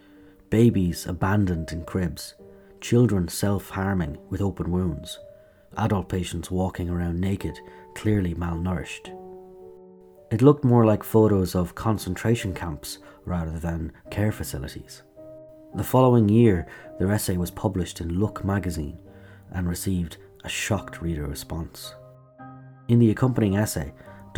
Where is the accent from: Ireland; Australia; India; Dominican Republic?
Ireland; Kilkenny, Leinster; my hometown, Kilkenny, hosted the German delegation